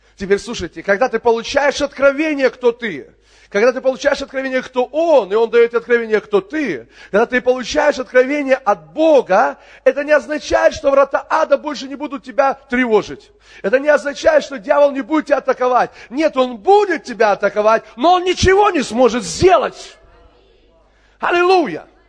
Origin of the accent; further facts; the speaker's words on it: Kerch, Crimea, Ukraine; moved away; это мой родной город. Я там родился в Керчи